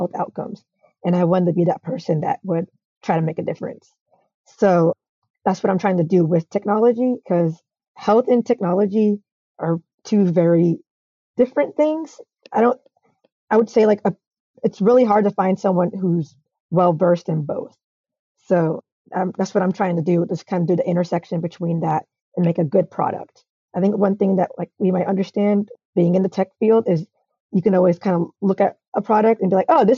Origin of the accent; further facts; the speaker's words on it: Atlanta, Georgia, United States; I'm from Atlanta